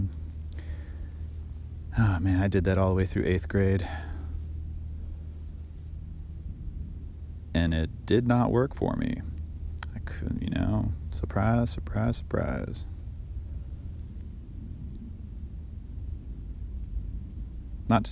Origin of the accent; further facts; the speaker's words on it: Bethesda, Maryland, United States; also born or lived in Washington, D.C.; I was born in Washington, D.C., raised in Bethesda, Maryland.